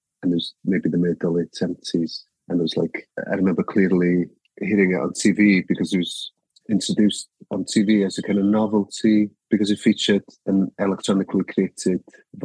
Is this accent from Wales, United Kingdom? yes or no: yes; Wales, United Kingdom; first language Welsh; English is a second language; my first language is the Welsh language